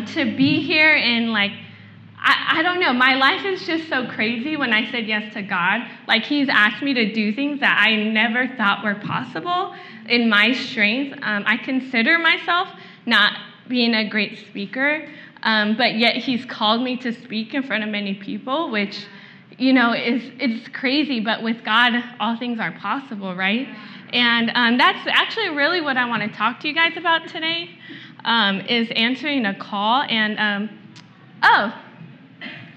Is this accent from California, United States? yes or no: yes; Vallejo, California, United States; I'm actually from Vallejo, which is like 30 minutes north